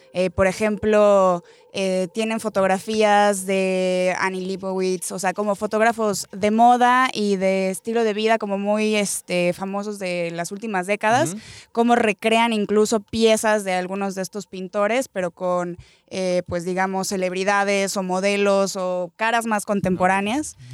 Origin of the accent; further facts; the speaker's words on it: Mexico; como muy importante para nosotros como mexicanos